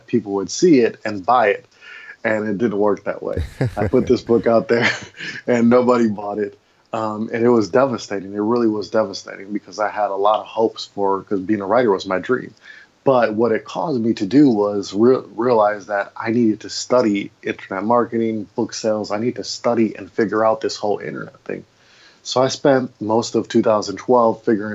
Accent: Milwaukee, Wisconsin, United States; moved away as an adult; also born or lived in Maui, Hawaii; I grew up in Milwaukee, Wisconsin, and I lived there for 30 odd years of my 36 years of life.

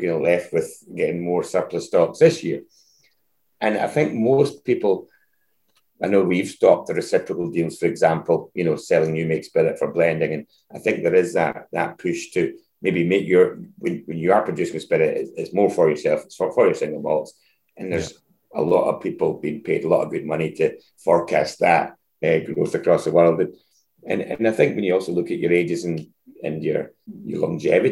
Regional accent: Dumbarton, Scotland, United Kingdom; my hometown, back in Dumbarton.

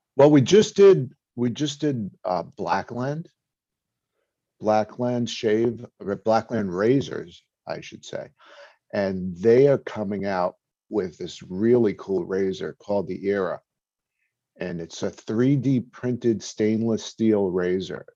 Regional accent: New York City, New York, United States; now in New Jersey, United States; I'm from Brooklyn, but I'm actually in New Jersey now

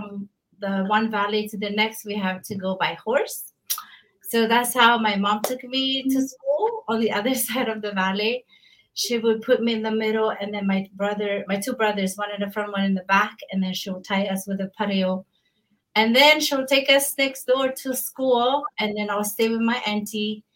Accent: Hiva Oa, Marquesas Islands, French Polynesia; moved away as an adult; also born or lived in Tahiti; now in Laie, United States; I'm from a small island in the French Polynesia. It's a part of the group of islands called the Marquesas Island. And from the island of Hiva'oa in the south. Mm-hmm. And we grew up in Hanahi.

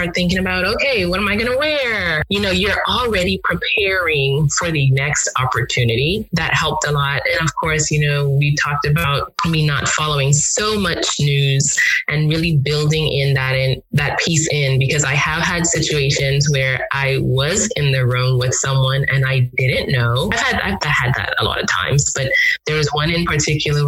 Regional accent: Grand Bahama, Bahamas; also born or lived in Nigeria; now in Atlanta, United States; my hometown in Grand Bahama

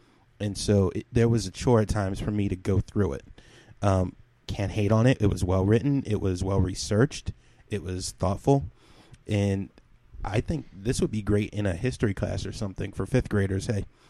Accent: Cleveland, Ohio, United States; also born or lived in Willoughby Hills; And I'm from Cleveland

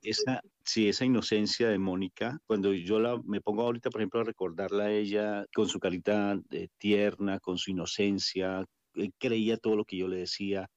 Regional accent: Colombia; moved away; nosotros somos psicólogos titulados de Colombia

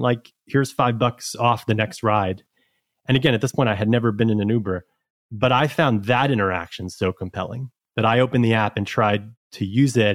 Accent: New York City, New York, United States; I'm from New York originally. I've been here actually my entire life, including school.

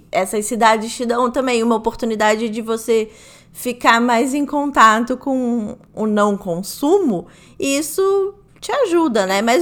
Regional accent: Rio de Janeiro, Brazil; Como eu sou do Rio, você é de Belém, né?

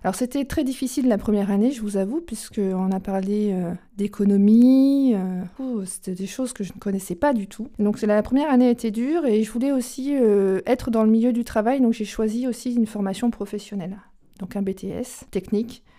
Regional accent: Charente, Nouvelle-Aquitaine, France; also born or lived in Auvergne; now in Normandy, France; Je suis euh, charentaise de naissance et maintenant je suis normande d'adoption depuis 16 ans. Et entre deux, j'ai été auvergnate.

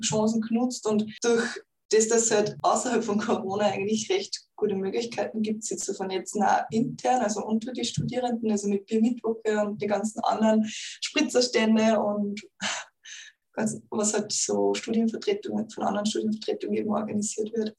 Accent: Upper Austria, Austria; moved away as an adult; now in Vienna, Austria; ich komme ja eigentlich aus Oberösterreich

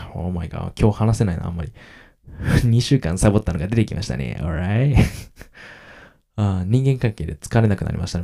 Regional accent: Kagoshima, Japan; accent: Kagoshima dialect; 自分の親と話したら鹿児島弁が出るんですけど、無意識的に

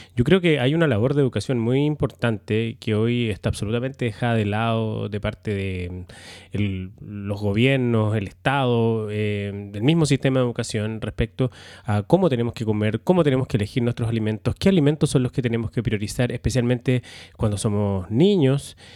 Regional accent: Valdivia, Los Ríos, Chile; moved away; also born or lived in Santiago; yo soy de Valdivia, volvimos a Valdivia a vivir después de que yo estuve cerca de 25 años en Santiago haciendo patria

